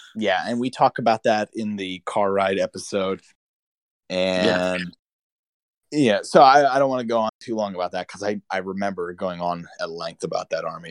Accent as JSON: {"language": "English", "region": "Pennsylvania", "country": "United States", "said": "I'm from Pennsylvania, so we have to actually pronounce things the way they're supposed to be pronounced"}